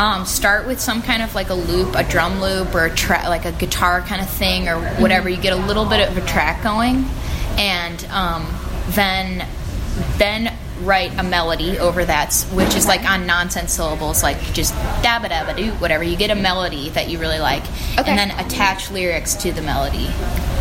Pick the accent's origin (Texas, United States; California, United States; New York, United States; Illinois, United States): Illinois, United States; La Grange; moved away; I grew up in LaGrange